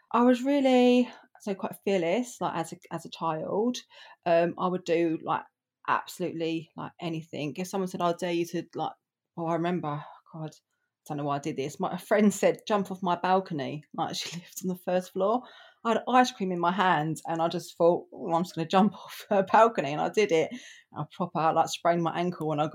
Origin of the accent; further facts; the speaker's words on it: London, United Kingdom; also born or lived in Poplar, East London; I grew up between Enfield in North London and Poplar in East London